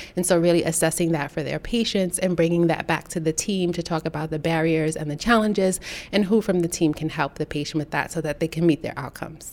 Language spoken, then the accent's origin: English; New York City, New York, United States; I grew up in Brooklyn, New York, where there aren't a lot of resources.